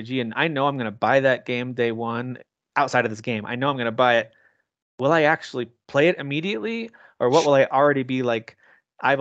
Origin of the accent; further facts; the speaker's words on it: United States; I'm an American, a dumb American